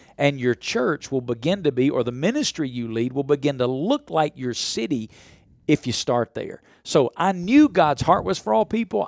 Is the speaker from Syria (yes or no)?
no; the Bible Belt, United States; I grew up in the Bible Belt